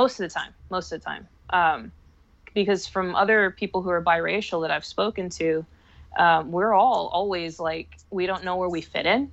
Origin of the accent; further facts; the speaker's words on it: San Antonio, Texas, United States; also born or lived in Dallas-Fort Worth, Texas; I was born in San Antonio, Texas, raised there. I moved into the Dallas-Fort Worth Metroplex probably when I was about 24, 25